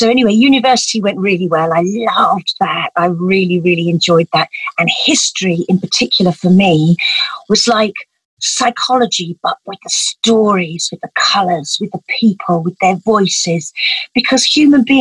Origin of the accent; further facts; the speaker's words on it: Essex, East of England, United Kingdom; I grew up in Essex, that's where I was born